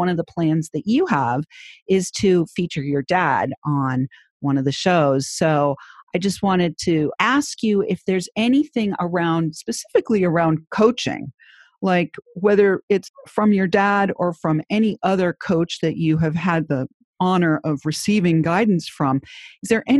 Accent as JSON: {"language": "English", "region": "New Hampshire", "country": "United States", "tie": "born or raised there", "said": "my home state of New Hampshire"}